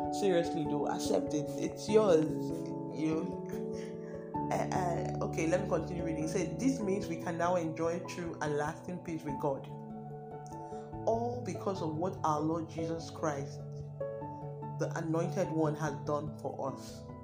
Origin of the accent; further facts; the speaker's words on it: Delta, Nigeria; I'm from Delta State